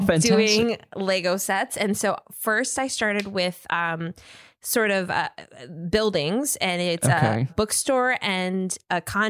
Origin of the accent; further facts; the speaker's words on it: Minnesota, United States; moved away; Because I grew up in Minnesota.